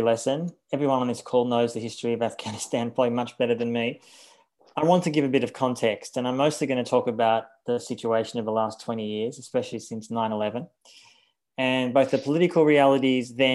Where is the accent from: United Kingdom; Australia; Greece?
Australia; Australia, the country I'm from, I'm actually a dual citizen. I'm an Australian and a German citizen, but I was born in Australia